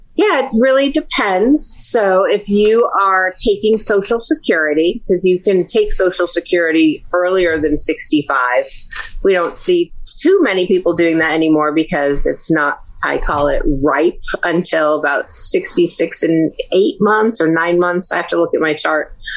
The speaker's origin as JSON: {"language": "English", "town": "New Britain", "region": "Connecticut", "country": "United States", "tie": "born or raised there", "said": "Connecticut. So, I'm a native. I've left a few times, but I always come back."}